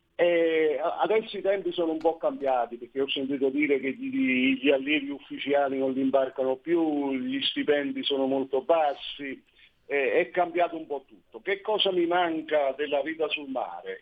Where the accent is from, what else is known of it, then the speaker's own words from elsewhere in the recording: Sorrento, Campania, Italy; io vivo, sono nato e vivo a Sorrento, una, una cittadina turistica nel Golfo di Napoli